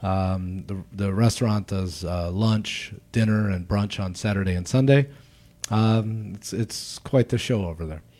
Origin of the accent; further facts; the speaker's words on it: Baltimore, Maryland, United States; now in Chicago, United States; I'm from Baltimore originally